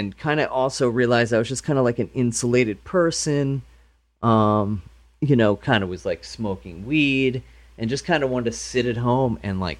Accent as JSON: {"language": "English", "region": "Pennsylvania", "country": "United States", "tie": "born or raised there", "said": "Pretty much Delco, just outside of Philadelphia."}